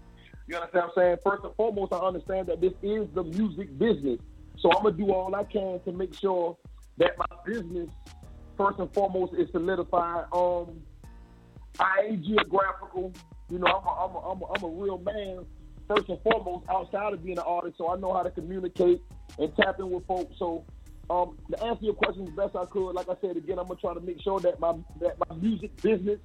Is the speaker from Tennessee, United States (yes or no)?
no; Savannah, Georgia, United States; I'm from Savannah